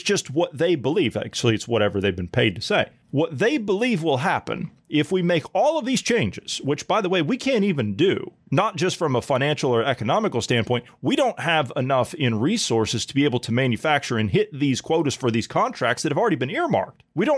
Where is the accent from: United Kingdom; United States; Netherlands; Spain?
United States; Ohio Valley; You know, I came from the Ohio Valley